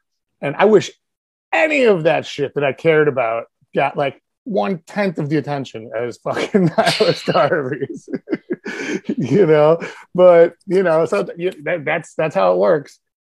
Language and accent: English; University City, Missouri, United States; now in Chicago, United States; I am originally from Missouri. I grew up in like outside of St. Louis.